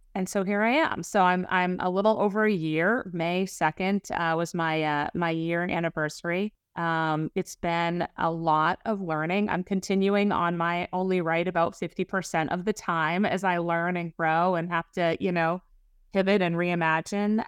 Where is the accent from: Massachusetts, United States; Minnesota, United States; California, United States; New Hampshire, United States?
New Hampshire, United States; Lake Winnipesaukee; moved away; also born or lived in Boston; I grew up in New Hampshire, up on, you know, Lake Onipasaki